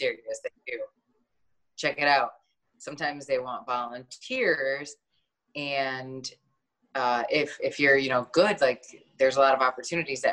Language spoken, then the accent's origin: English; Michigan, United States; moved away as an adult; also born or lived in Flint, Michigan; now in Los Angeles, United States; growing up in Michigan